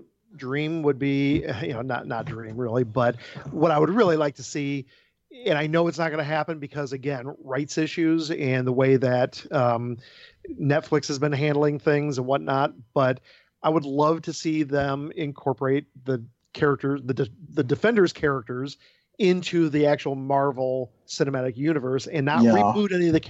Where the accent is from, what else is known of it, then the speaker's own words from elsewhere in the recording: Milford, Michigan, United States; moved away; the convention's mailing address is in my hometown of Milford, Michigan.